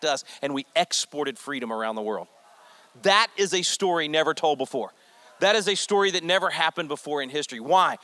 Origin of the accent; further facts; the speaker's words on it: Texas, United States; I'm a Texan